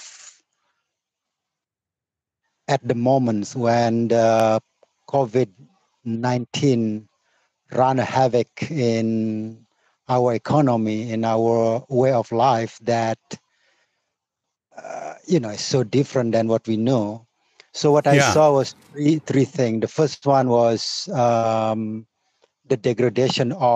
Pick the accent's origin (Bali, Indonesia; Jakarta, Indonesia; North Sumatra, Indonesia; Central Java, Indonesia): Bali, Indonesia; Tabanan; also born or lived in United States; I was born in Tabanan, which is about probably 45 minutes west from Sanur.